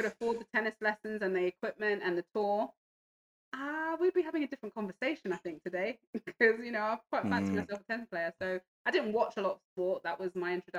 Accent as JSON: {"language": "English", "region": "London", "country": "United Kingdom", "tie": "born or raised there", "also_born_or_lived": "Hertfordshire", "said": "I grew up in Northwest London, Stonebridge Park, single parent home"}